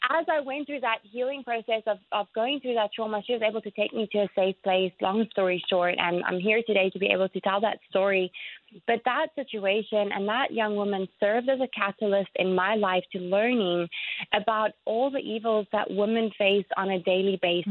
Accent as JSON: {"language": "English", "country": "South Africa", "moved": "as an adult", "lives_now": "Jacksonville, United States", "said": "my home country, South Africa"}